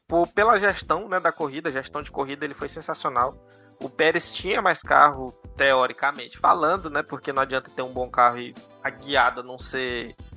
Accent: Brazil; A nossa educação como brasileiros

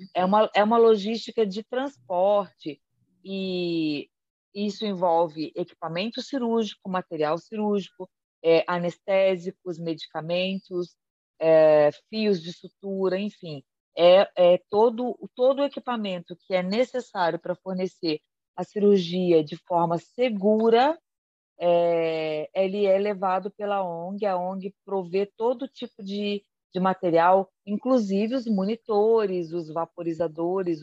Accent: Rio de Janeiro, Brazil; moved away as an adult; also born or lived in São Paulo state; now in Londrina, Brazil; eu nasci no estado do Rio de Janeiro, né? Então eu sou fluminense, na verdade, e fiz faculdade é, no estado do Rio, em Volta Redonda

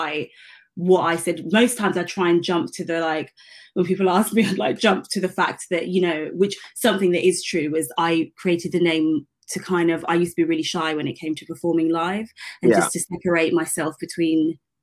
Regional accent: London, United Kingdom; I grew up in East London.

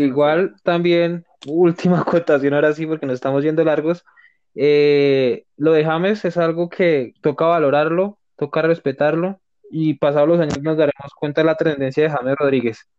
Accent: Colombia; como colombianos

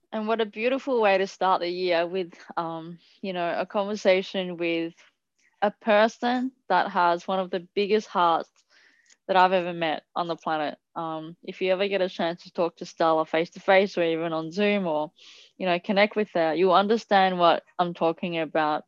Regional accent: Italy; moved away; I grew up in Italy

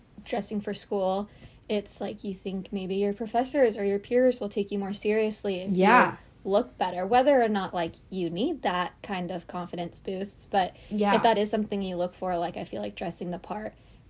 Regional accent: Springfield, Missouri, United States; moved away as an adult; now in Columbia, United States; I'm from Springfield, which I think is much bigger than Columbia.

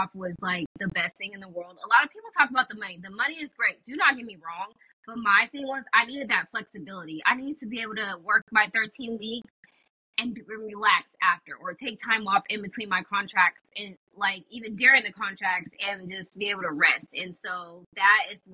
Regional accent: California, United States; moved away as an adult; also born or lived in Alabama; I'm from California, and I went to school all the way in Alabama, so I left, and that was, like, 3,000 miles away

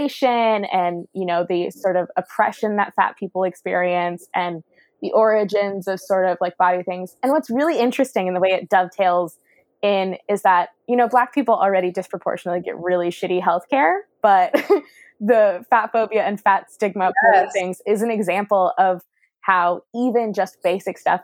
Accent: the South, United States; I'm from the South and I'm a Black woman.

